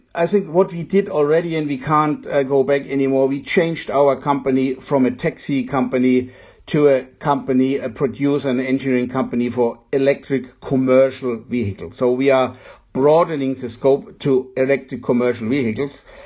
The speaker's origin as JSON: {"language": "English", "country": "Germany", "said": "As a German"}